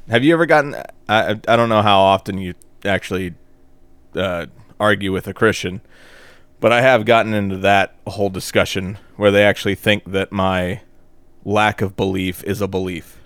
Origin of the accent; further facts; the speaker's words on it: the South, United States; we're from the South